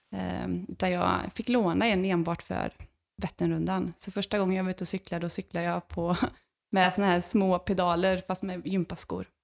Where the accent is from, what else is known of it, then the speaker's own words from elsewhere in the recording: Lidköping, Västra Götaland, Sweden; hemma i Lidköping, där jag kommer ifrån